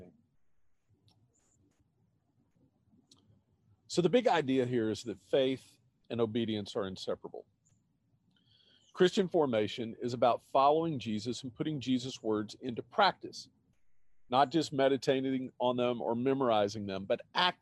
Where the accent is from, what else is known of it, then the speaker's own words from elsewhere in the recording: Austin, Texas, United States; moved away as an adult; the opportunity came up for us to move to my hometown, Austin